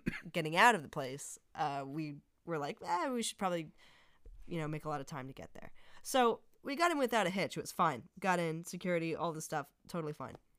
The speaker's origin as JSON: {"language": "English", "region": "New Jersey", "country": "United States", "said": "we're from Jersey"}